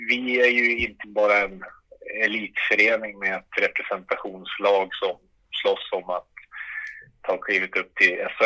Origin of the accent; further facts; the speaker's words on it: Umeå, Västerbotten County, Sweden; moved away as an adult; En 45-åring, eh, eh, född och uppvuxen i eh, Umeå.